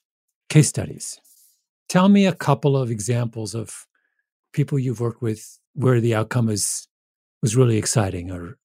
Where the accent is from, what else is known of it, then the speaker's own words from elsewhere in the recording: Canada; I'm Canadian.